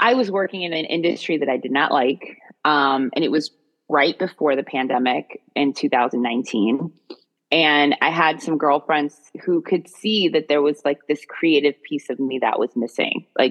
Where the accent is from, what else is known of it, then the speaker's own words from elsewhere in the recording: Maryland, United States; where I was raised in Maryland